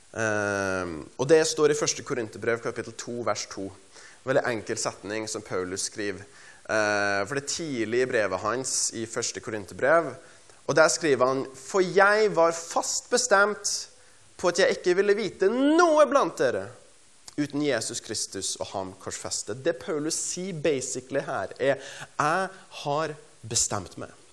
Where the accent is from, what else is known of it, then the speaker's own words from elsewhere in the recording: Stjørdal, Trøndelag, Norway; jeg er fra Stjørdal i Trøndelag